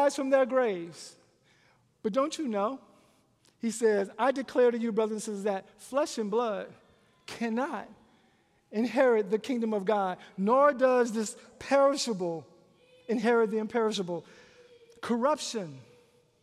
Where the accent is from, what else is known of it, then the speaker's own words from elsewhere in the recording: Louisiana, United States; When I was growing up in Louisiana